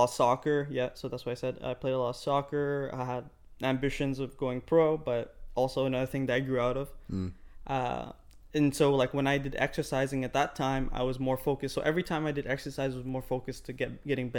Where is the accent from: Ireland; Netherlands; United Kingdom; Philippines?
Ireland; now in Canada; I grew up in Ireland